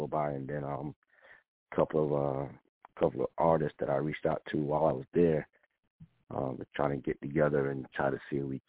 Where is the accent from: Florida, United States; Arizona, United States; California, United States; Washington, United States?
Florida, United States; Hollywood; Hey, everyone. … from Hollywood … former member